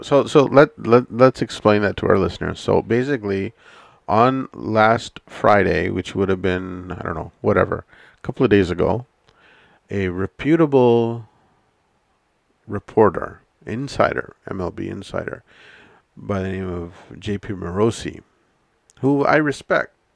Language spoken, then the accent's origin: English; Canada; It's one of the beauties about being Canadian